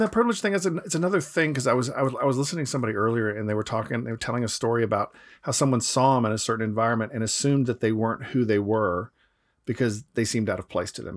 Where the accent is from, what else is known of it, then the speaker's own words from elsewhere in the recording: Atlanta, Georgia, United States; moved away; where I grew up in Atlanta, it's, um, it's only sixty percent white